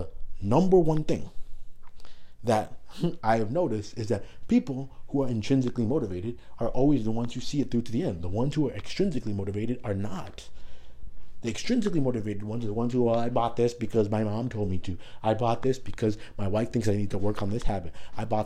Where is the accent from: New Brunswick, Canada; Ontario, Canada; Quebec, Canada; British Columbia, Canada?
Ontario, Canada; Toronto; moved away as an adult; also born or lived in Iowa; I'm from Toronto, so I'm in another country now